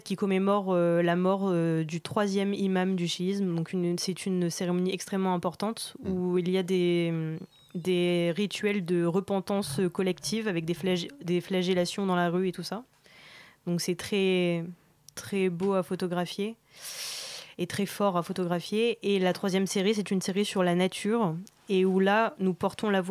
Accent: Iran; also born or lived in France; je viens donc de l'Iran et de la France.

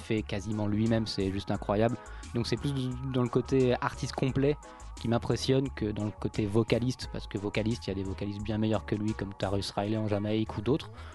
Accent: France; quand on est français

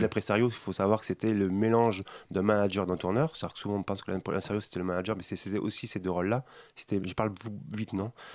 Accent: Toulouse, Occitania, France; je viens de Toulouse aussi, donc en région

